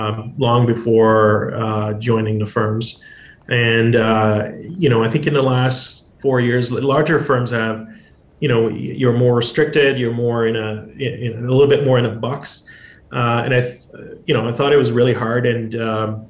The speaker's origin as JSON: {"language": "English", "region": "Quebec", "country": "Canada", "tie": "born or raised there", "also_born_or_lived": "Calgary / Ottawa", "moved": "as an adult", "said": "I'm originally from Calgary. I grew up in Quebec and moved out west after law school"}